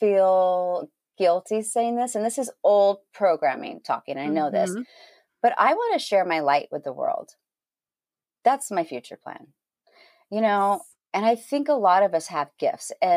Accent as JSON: {"language": "English", "region": "Northern California", "country": "United States", "tie": "born or raised there", "also_born_or_lived": "Los Angeles, California", "moved": "yes", "said": "I grew up in Northern California. Actually, I was born in LA and raised in Northern California, right below Oregon."}